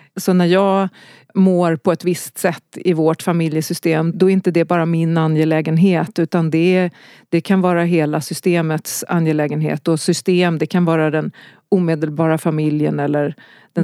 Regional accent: Stockholm, Stockholm County, Sweden; also born or lived in Gävle / Skövde; Så jag flyttade till Stockholm när jag var sex.

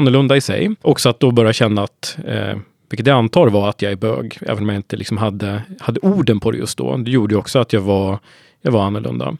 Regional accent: Hudiksvall, Gävleborg County, Sweden; now in Sollentuna, Sweden; norrlänning från början, men nu har jag faktiskt bott i Stockholm längre än vad jag bodde uppe i Hudiksvall, där jag kommer ifrån, i mm. Hälsingland.

